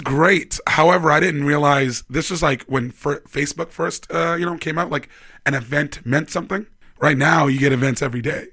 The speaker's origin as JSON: {"language": "English", "town": "Vancouver", "region": "British Columbia", "country": "Canada", "also_born_or_lived": "Toronto", "moved": "as an adult", "lives_now": "Edmonton, Canada", "said": "I'm from Vancouver. I moved to Toronto"}